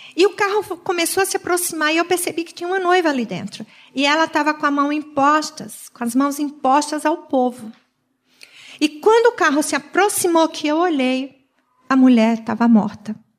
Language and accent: Portuguese; Sergipe, Brazil; now in Joinville, Brazil; como um bom nordestino, porque eu sou lá do Nordeste, tanto eu quanto o Maírto somos de Sergipe. Nós estamos há 43 anos em Joinville